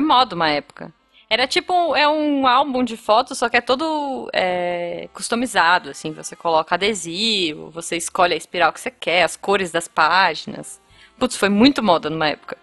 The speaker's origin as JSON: {"language": "Portuguese", "country": "Brazil", "said": "eu sou do Brasil"}